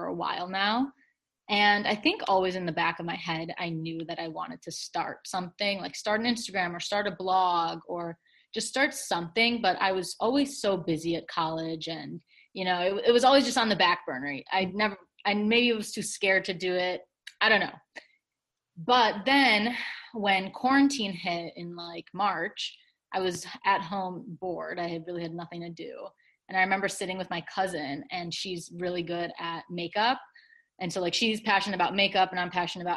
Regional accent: Chicago, Illinois, United States; moved away as an adult; also born or lived in Michigan; I'm from Chicago originally, but I went to the University of Michigan for undergrad

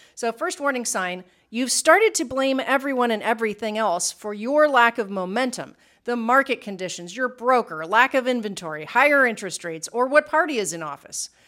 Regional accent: Midwest, United States; moved away as an adult; now in Puerto Rico; we grew up in the Midwest

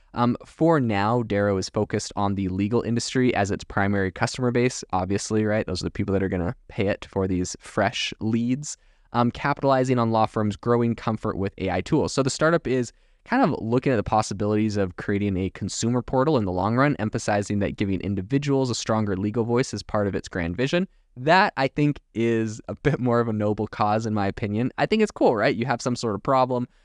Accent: Canada; moved away as an adult; now in United States; I remember growing up in Canada

